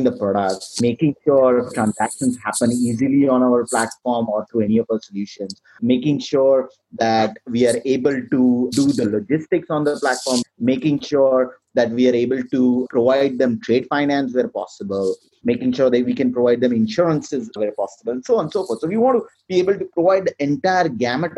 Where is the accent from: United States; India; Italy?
India; moved away; my home country, India